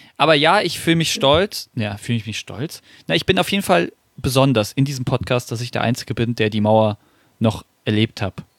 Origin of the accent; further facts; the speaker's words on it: Wiesbaden, Hesse, Germany; ich bin ja leider, äh, leider in Wiesbaden geboren worden